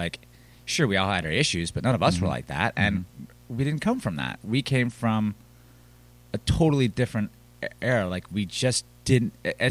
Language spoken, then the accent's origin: English; the South, United States; We're from the South. We like being from the South. We like the slow pace.